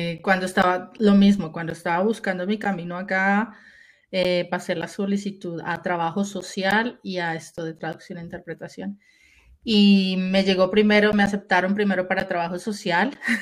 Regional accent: Colombia; moved away as an adult; also born or lived in Germany; Yo soy eh, originalmente de Colombia, nací en Colombia

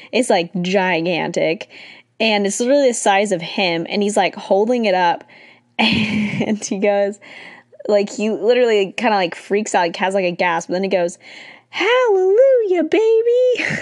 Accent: California, United States; also born or lived in Irvine / San Diego; I was born and raised in California, technically, I was born in Irvine

